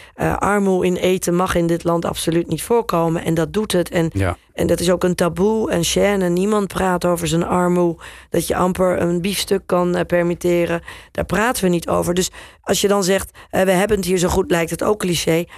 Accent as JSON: {"language": "Dutch", "country": "Netherlands", "also_born_or_lived": "England / New York / Turkey", "accent": "Dutch", "moved": "as an adult", "said": "ik heb natuurlijk wel een Nederlands accent in mijn, eh, in mijn Engels."}